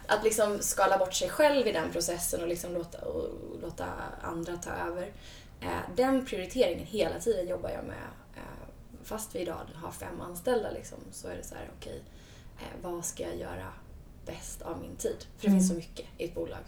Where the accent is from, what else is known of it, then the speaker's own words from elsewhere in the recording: Sweden; moved away as an adult; also born or lived in United States; när jag kom tillbaka från USA, flyttade hem till Sverige